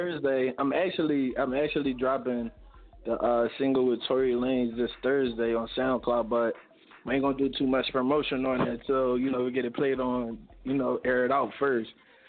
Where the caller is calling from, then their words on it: Philadelphia, Pennsylvania, United States; I'm calling from Philly, Northeast right now.